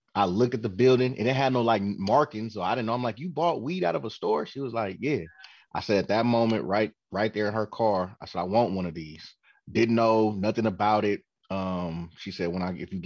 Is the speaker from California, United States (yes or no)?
yes; Oakland, California, United States; I'm from Oakland.